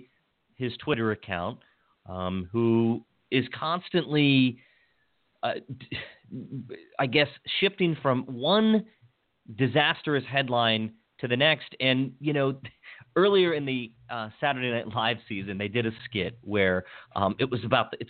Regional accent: Hagerstown, Maryland, United States; now in North Potomac, United States; I grew up in Hagerstown

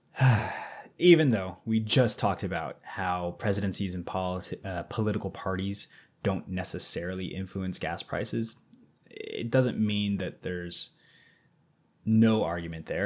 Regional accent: Missouri, United States; we're both from Missouri

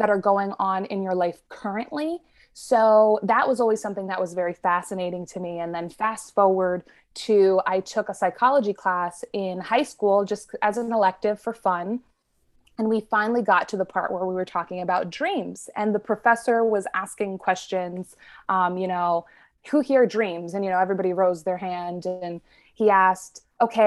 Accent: New York City, New York, United States; my family, for the most part, we grew up in the New York City area

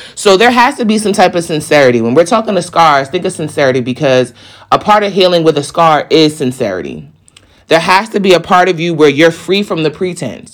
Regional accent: East Coast, United States; I'm from the East Coast

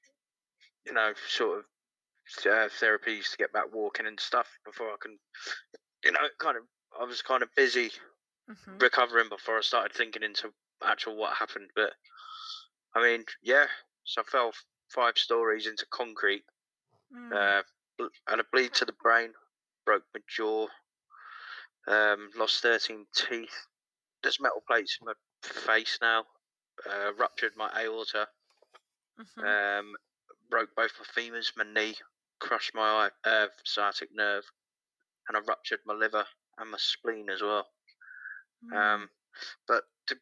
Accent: about an hour from London, South East England, United Kingdom; also born or lived in Manchester; Southeast, about an hour from London.

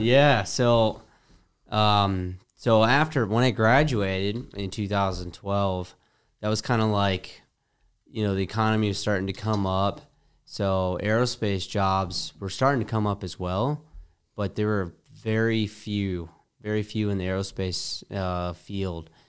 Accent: Metlakatla, Alaska, United States; moved away as an adult; also born or lived in Prescott, Arizona / Michigan; I actually grew up in Southeast Alaska, a small community south of Ketchikan called Metlakahtla.

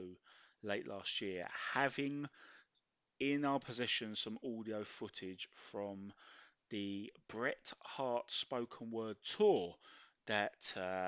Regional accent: London, United Kingdom; as a Londoner

